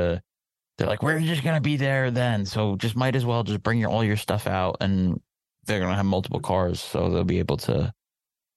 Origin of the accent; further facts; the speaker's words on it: New Jersey, United States; I'm from Jersey